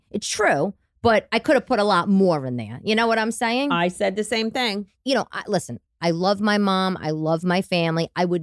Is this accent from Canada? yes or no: no; Staten Island, New York, United States; from when I was a little girl growing up in Staten Island to like drama with my father, my parents' divorce, that sort of thing.